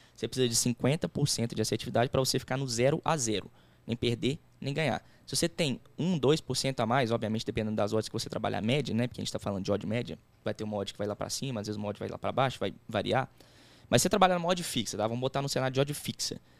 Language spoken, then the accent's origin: Portuguese; Belo Horizonte, Minas Gerais, Brazil; A gente é de BH